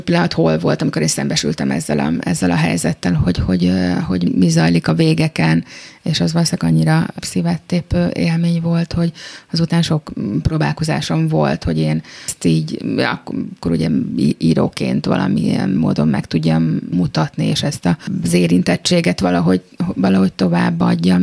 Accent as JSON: {"language": "Hungarian", "region": "Budapest", "country": "Hungary", "tie": "born or raised there", "said": "a saját szülővárosomban"}